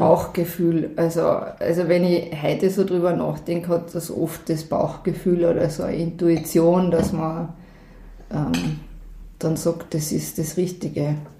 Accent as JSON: {"language": "German", "town": "Selkach", "region": "Carinthia", "country": "Austria", "tie": "born or raised there", "said": "Also, ein paar Kilometer da flussabwärts und da drau bin ich aufgewachsen"}